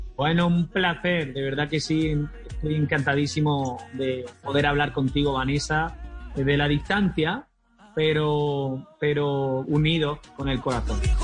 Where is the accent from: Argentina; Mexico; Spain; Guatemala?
Spain; Almería, Andalusia; ya pudimos viajar a mi tierra natal, a Almería